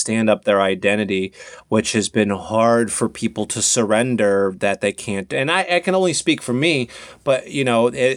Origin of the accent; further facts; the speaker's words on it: Harvey, Illinois, United States; also born or lived in Peoria, Illinois; now in Los Angeles, United States; I was born in Harvey, Illinois, so like suburbs of Chicago, like south side of Chicago